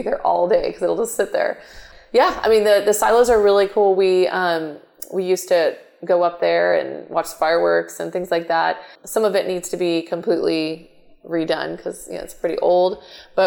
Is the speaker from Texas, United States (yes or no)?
yes; Houston, Texas, United States; also born or lived in Katy, Texas; I grew up in north side of Houston